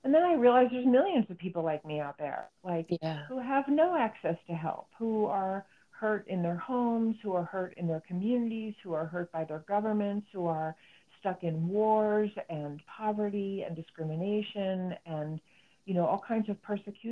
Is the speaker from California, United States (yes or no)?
no; New Jersey, United States; now in New Mexico, United States; I grew up in New Jersey